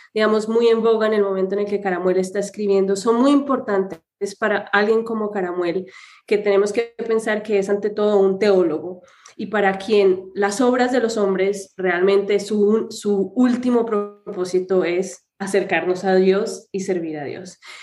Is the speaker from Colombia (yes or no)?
yes; Colombia; yo soy colombiana